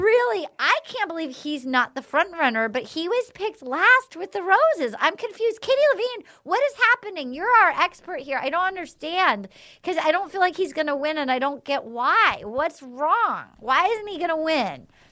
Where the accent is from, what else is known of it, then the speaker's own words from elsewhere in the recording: Little Compton, Rhode Island, United States; from my hometown, like my, any dad from Little Compton, Rhode Island